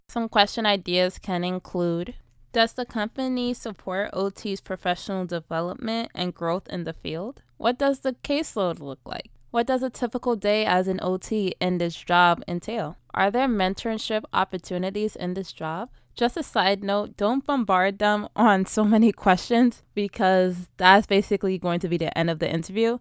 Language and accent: English; New York City, New York, United States; I'm from New York City